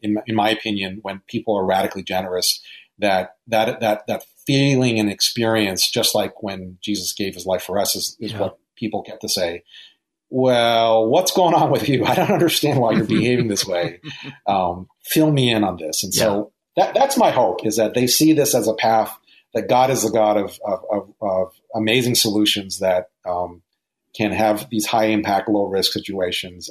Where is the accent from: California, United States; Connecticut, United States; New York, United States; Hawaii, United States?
Hawaii, United States; growing up in Hawaii